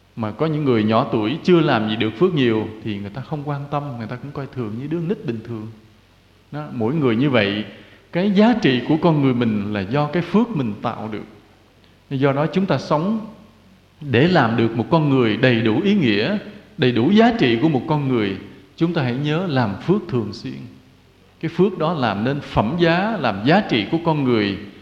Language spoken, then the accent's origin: Vietnamese; Vietnam; quê hương Việt Nam